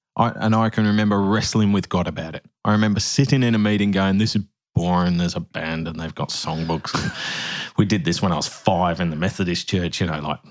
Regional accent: Birmingham, West Midlands, United Kingdom; when I was 12 in Kids Church in Woodgate Valley in the UK

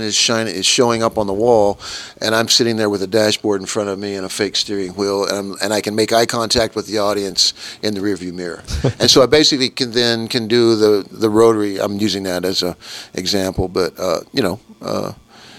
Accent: Kansas, United States; I grew up in Kansas

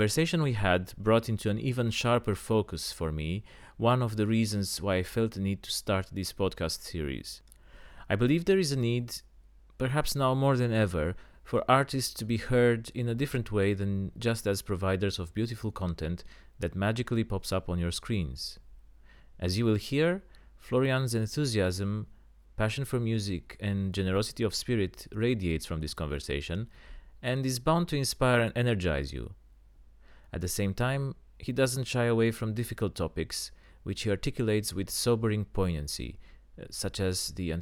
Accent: Bucharest, Romania; accent: Romanian; English is a second language; now in London, United Kingdom; my Romanian accent

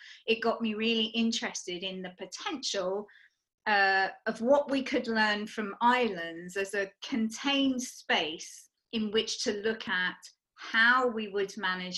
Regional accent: United Kingdom; I am from the United Kingdom

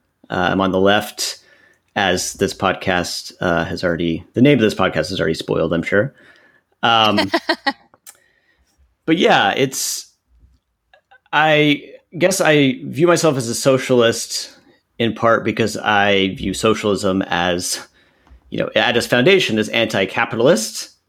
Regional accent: Bruceville, Texas, United States; also born or lived in Waco, United States; I'm from Central Texas. I was born in Waco, Texas, and grew up in a small town just south of Waco, a very conservative part of the country. I grew up in a small town called Bruceville

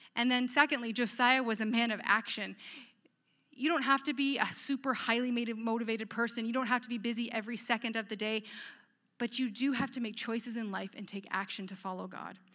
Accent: Petrolia, Ontario, Canada; moved away; also born or lived in Edmonton; I grew up in a small town from Petrolia

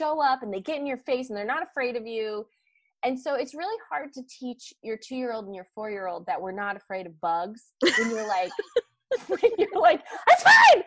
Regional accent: Utah, United States; now in Georgia, United States; I grew up in Utah a little bit

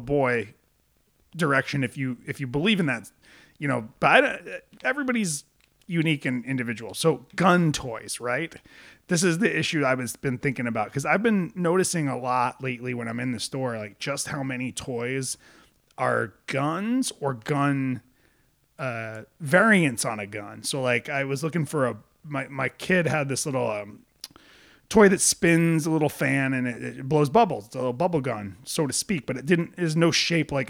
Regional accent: Rhode Island, United States; I grew up in Rhode Island

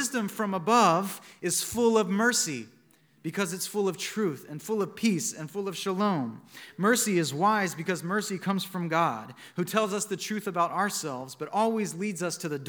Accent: Montgomery, Alabama, United States; my hometown of Montgomery, Alabama

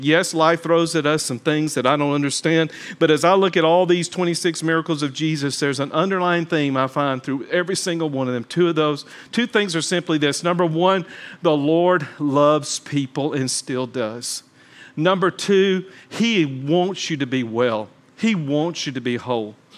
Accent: Talladega, Alabama, United States; I'm from Talladega, Alabama

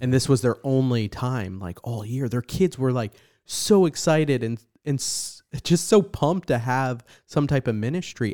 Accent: New Jersey, United States; now in San Antonio, United States; growing up in New Jersey

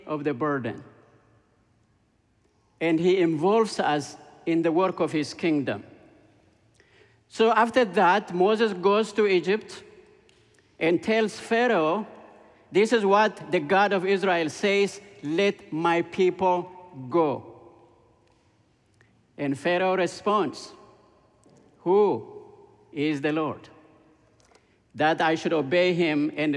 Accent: Ethiopia; moved away; I grew up in Ethiopia. When I was 6 years old, Ethiopia became a communist country

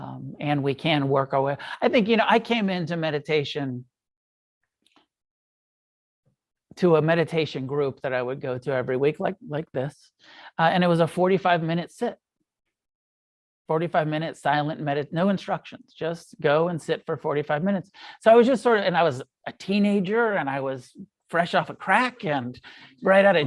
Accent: United States; we're American.

